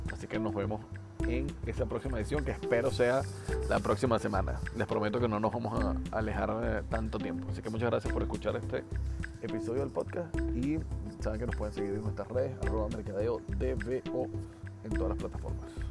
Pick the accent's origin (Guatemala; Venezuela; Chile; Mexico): Venezuela; en mi país, en Venezuela